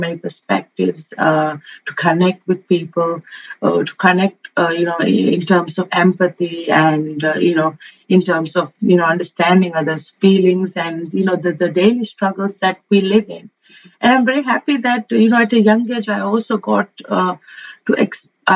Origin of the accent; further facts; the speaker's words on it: Maldives; I am from the Maldives